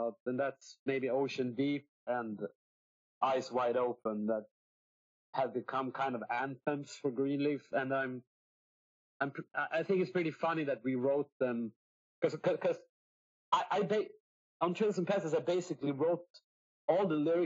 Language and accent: English; Sweden; accent: Swedish; English is a second language; also born or lived in Singapore; I grew up in Sweden